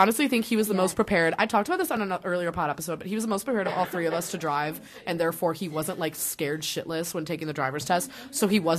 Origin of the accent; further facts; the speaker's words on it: Illinois, United States; I'm from Illinois.